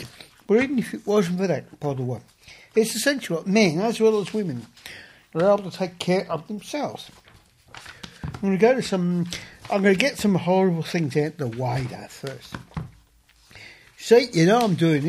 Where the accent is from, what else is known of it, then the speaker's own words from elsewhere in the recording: Australia; also born or lived in England; I'm an Australian. I was born in England, but I am an Australian